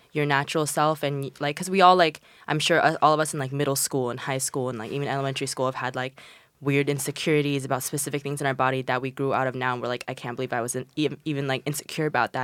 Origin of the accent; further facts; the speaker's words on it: China; moved away; I'm from China and, like, coming from, like, Asian countries